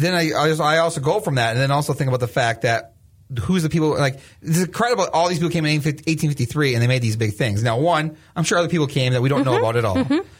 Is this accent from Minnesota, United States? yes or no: yes; Springfield, Minnesota, United States; now in Mankato, United States; I grew up in Springfield, which is mm-hmm. Brown County.